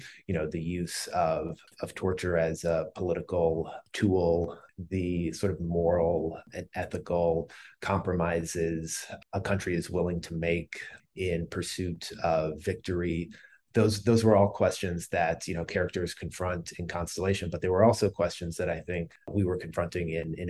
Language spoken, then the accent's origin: English; United States; also born or lived in Bethesda; I grew up in the Washington, D.C. suburbs